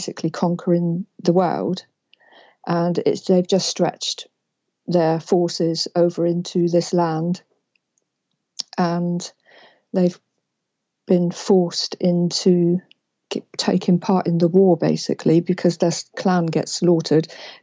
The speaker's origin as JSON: {"language": "English", "region": "England", "country": "United Kingdom", "said": "I'm from England"}